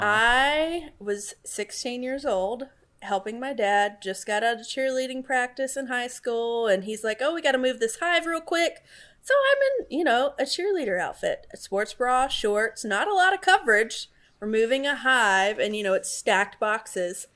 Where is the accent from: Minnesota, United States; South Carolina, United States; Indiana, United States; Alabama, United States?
Alabama, United States; now in Florida, United States; So I grew up in Alabama